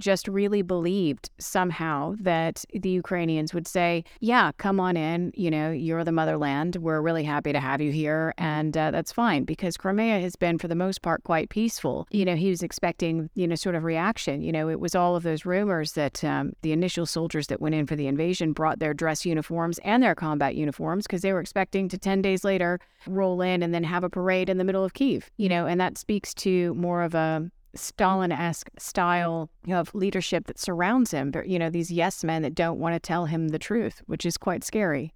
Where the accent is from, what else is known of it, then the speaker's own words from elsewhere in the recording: United States; I'm American